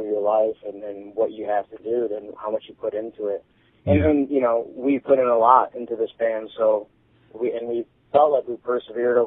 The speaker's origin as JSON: {"language": "English", "town": "Detroit", "region": "Michigan", "country": "United States", "said": "we're from Detroit, Michigan"}